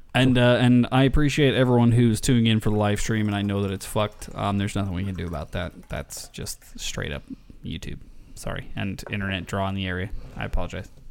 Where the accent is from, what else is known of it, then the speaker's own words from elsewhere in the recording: Las Vegas, Nevada, United States; I grew up in Vegas and there's a lot of them